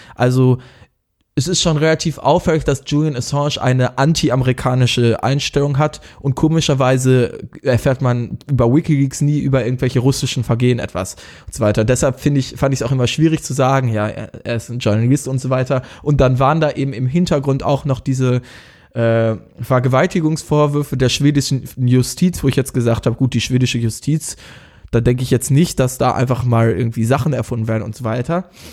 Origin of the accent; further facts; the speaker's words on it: Germany; uns als äh, Deutsche